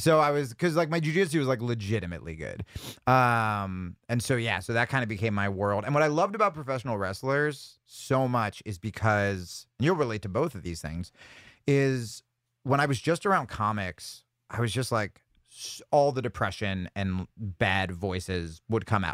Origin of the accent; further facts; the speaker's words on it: New Jersey, United States; I grew up in New Jersey